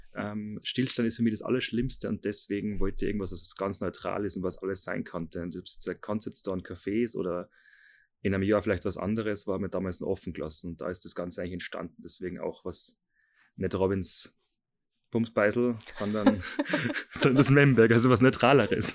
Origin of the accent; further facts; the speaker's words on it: Seekirchen am Wallersee, Salzburg, Austria; habe dann eine Lehrstelle gefunden in Seekirchen, ähm, wo ich herkomme